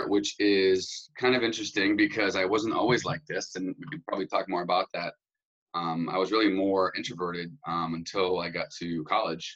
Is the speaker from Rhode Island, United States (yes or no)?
yes; Warwick, Rhode Island, United States; I grew up in Warwick, Rhode Island, so the smallest states in the country